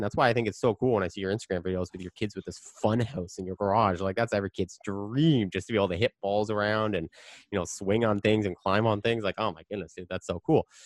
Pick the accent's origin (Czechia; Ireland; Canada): Canada; I'm Canadian